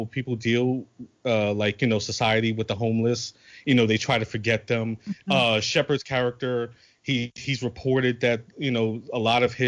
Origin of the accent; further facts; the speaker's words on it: New York City, New York, United States; I'm from New York